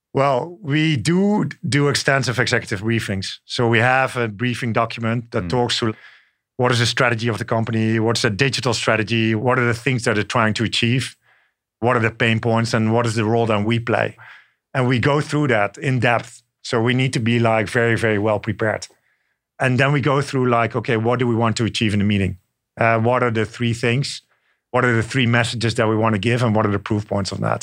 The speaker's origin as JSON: {"language": "English", "country": "Netherlands", "tie": "born or raised there", "also_born_or_lived": "France", "moved": "as an adult", "lives_now": "New York, United States", "said": "I grew up in the Netherlands. And then later on, I spent time in France"}